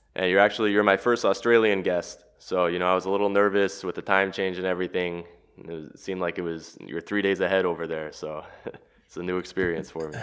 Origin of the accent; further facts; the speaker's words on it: Los Angeles, California, United States; moved away as an adult; now in Zagreb, Croatia; Born and raised in Los Angeles, I'm now living in Zagreb